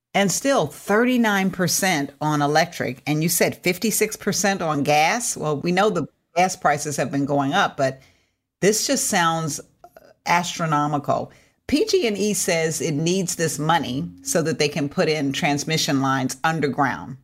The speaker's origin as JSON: {"language": "English", "region": "California", "country": "United States", "said": "as a Californian"}